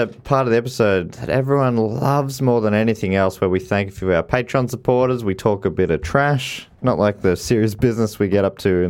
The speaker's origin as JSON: {"language": "English", "country": "United States", "said": "I'm American"}